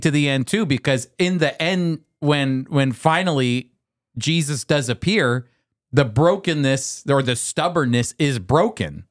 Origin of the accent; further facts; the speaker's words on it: Pennsylvania, United States; now in South Jersey, United States; I grew up in Pennsylvania, so Pennsylvania's near and dear to my heart